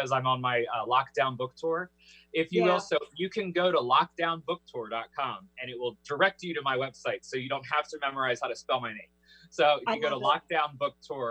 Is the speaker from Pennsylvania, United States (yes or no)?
yes; Philadelphia, Pennsylvania, United States; I love growing up in the East Coast because especially, you know, I was born in Philly